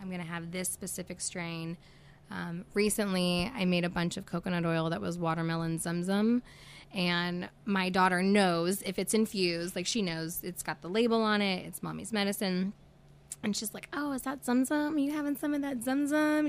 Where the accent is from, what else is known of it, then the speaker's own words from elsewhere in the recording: Tulsa, Oklahoma, United States; moved away as an adult; also born or lived in California / Arizona / Texas / West Virginia; I grew up here in Tulsa